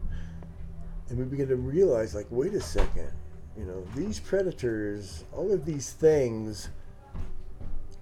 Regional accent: Maryville, Missouri, United States; moved away as an adult; now in Kansas City, United States; I'm from this, you know, small town, Northwest Missouri

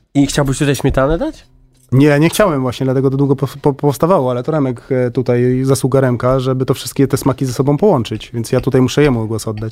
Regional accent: Warsaw, Masovian Voivodeship, Poland; ja jestem z Warszawy

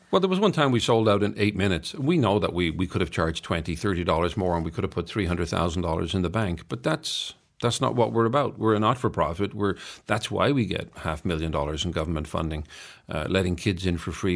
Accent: Ireland; I'm Irish

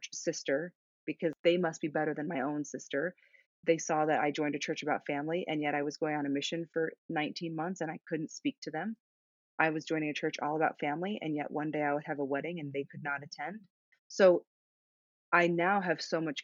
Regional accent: Sedona, Arizona, United States; My hometown is Sedona, Arizona

